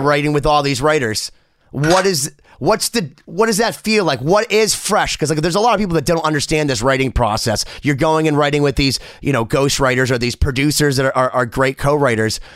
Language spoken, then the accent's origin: English; Boston, Massachusetts, United States; I'm from Boston. I love Boston